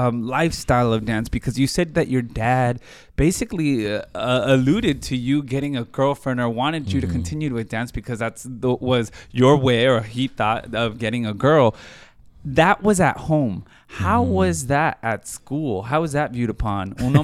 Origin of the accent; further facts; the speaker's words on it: California, United States; I grew up in the Inland Empire.